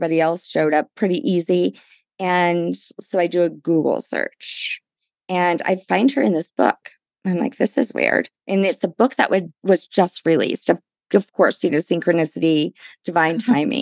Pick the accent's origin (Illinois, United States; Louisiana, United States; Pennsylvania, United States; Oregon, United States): Louisiana, United States; New Orleans; I'm from New Orleans